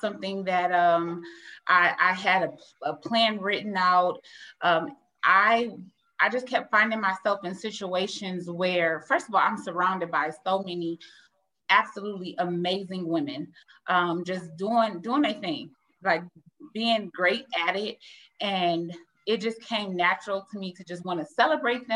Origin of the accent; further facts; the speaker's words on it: Toledo, Ohio, United States; I'm from Toledo, Ohio.